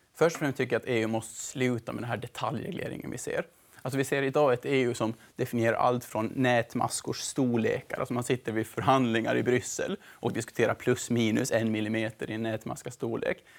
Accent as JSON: {"language": "Swedish", "town": "Mariehamn", "country": "Åland Islands", "tie": "born or raised there", "also_born_or_lived": "Sweden / Netherlands", "moved": "as an adult", "lives_now": "Brussels, Belgium", "said": "Jag är en vanlig ålänning, född och uppvuxen i Mariehamn"}